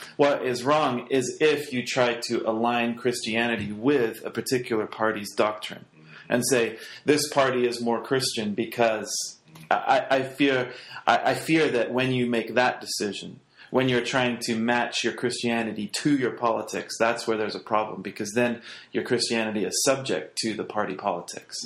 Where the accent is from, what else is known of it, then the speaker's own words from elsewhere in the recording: England, United Kingdom; moved away; growing up in England in high school, you have to do a, a class